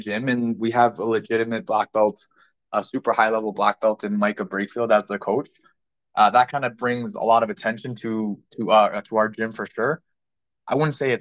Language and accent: English; Ajax, Ontario, Canada; that's my hometown, is Ajax, Ontario